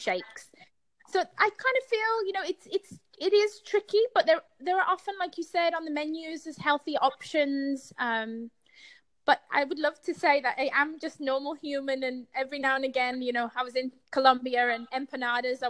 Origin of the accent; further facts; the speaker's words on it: United Kingdom; Being British